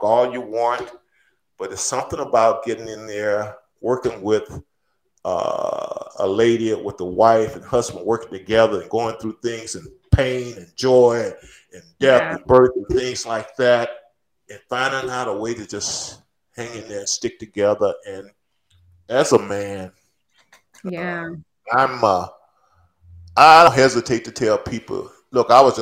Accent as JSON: {"language": "English", "town": "Natchez", "region": "Mississippi", "country": "United States", "tie": "born or raised there", "moved": "yes", "said": "I'm going back to my hometown"}